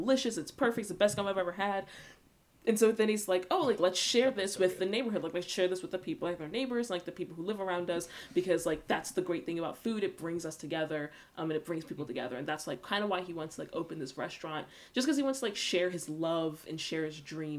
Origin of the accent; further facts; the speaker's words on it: the South, United States; we're all from the South